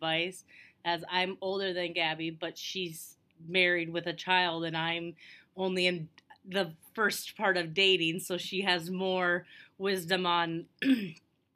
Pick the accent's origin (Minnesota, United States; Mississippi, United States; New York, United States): Minnesota, United States; now in Iowa, United States; I'm from Minnesota originally.